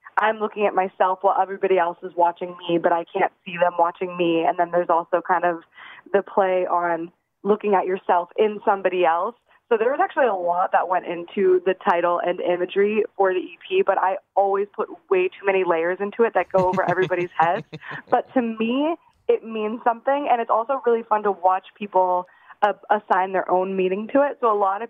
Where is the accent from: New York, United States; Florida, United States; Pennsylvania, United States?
Pennsylvania, United States; New Castle; now in Los Angeles, United States; I'm from Newcastle